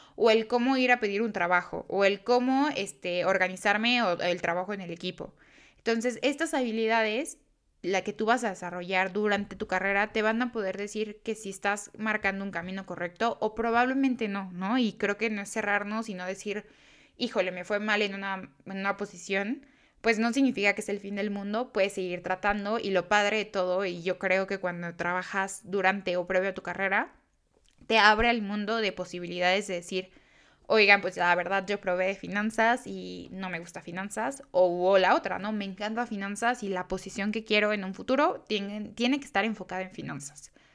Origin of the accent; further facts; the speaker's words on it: Mexico; yo soy este, mexicana